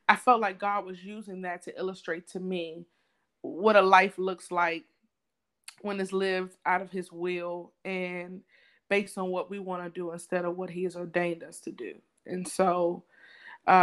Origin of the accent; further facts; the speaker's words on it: the South, United States; we're from the South, so a big thing of the South is service